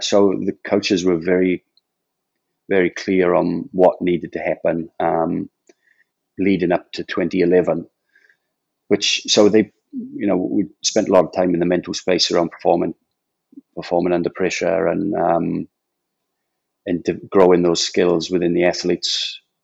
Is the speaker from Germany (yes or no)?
no; Port Talbot, Wales, United Kingdom; I was born in a place called Port Talbot